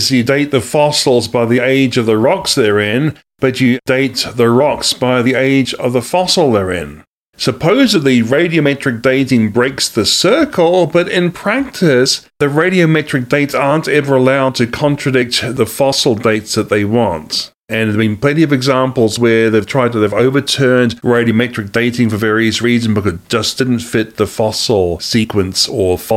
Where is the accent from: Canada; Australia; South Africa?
Australia; also born or lived in New Zealand; now in United States; I actually am from Australia and New Zealand. I'm a, i was a dual national from those countries, but I'm also now an American citizen too, as of September 2019.